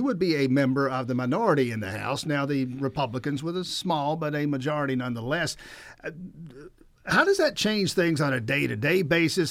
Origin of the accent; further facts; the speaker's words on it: Cairo, Grady County, Southwest Georgia, United States; I'm from South Georgia, Southwest Georgia, over there in K Rogue, Grady County